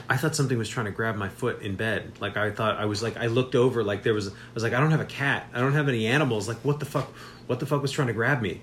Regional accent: Las Vegas, Nevada, United States; when I grew up in Las Vegas, there were these huge swaths of desert throughout the city

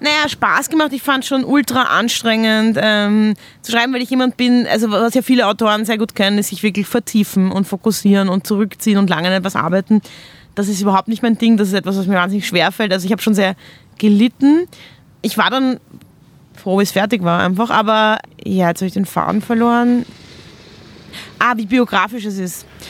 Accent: Vienna, Austria; wir haben auch ein ähnliches Aufwachsen. Also wir kommen beide aus Wien

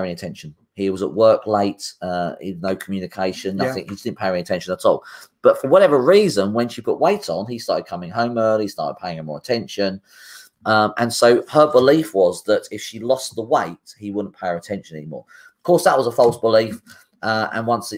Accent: United Kingdom; as British people, it's also a British thing.

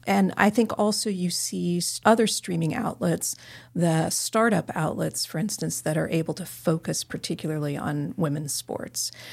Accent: Carbondale, Illinois, United States; now in Southern California, United States; my hometown arena in Carbondale, Illinois

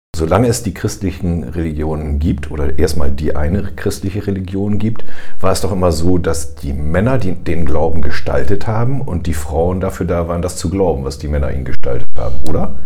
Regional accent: Germany; bei uns in Deutschland

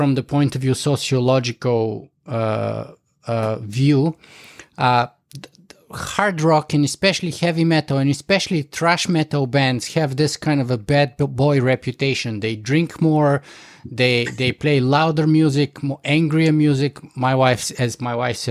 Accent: Bulgaria; I was growing up in Bulgaria

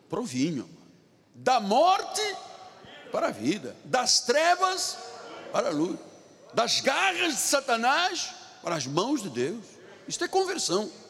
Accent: China; Portuguese is a second language; as pessoas dizem, o senhor é português? Eu falei, não, não, eu sou chinês. É o sotaque, me identifica.

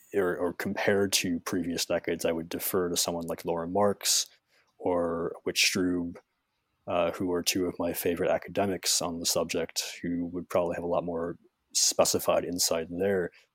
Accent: Chicago, Illinois, United States; I'm from Chicago

